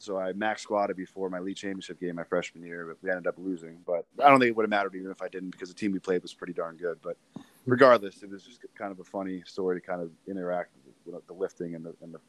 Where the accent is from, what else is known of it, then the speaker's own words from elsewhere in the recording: Lebanon, Pennsylvania, United States; My parents both grew up there, so my family's always been around there. And it's a big basketball town.